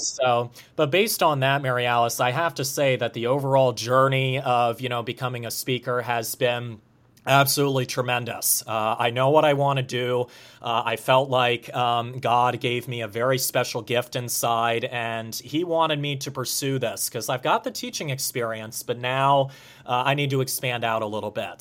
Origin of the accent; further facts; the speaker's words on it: Harleysville, Pennsylvania, United States; Harleysville, Pennsylvania